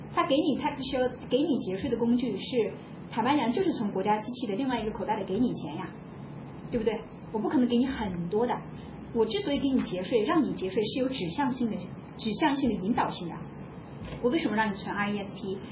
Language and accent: Chinese; China; 我们中国人都这么想的